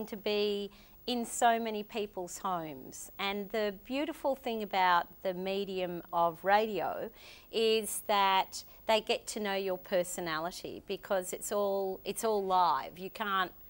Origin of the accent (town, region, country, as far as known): northern Queensland, Australia; born or raised there; also born or lived in Lae, Papua New Guinea